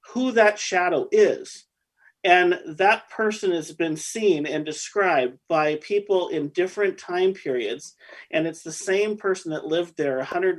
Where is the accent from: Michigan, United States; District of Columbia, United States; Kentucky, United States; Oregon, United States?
Oregon, United States; Oregon City; I grew up in Oregon City